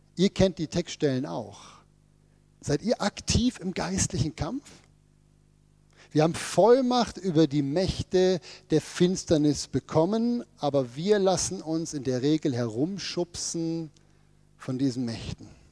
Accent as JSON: {"language": "German", "area": "Ruhr area", "region": "North Rhine-Westphalia", "country": "Germany", "said": "bei uns im Ruhrgebiet"}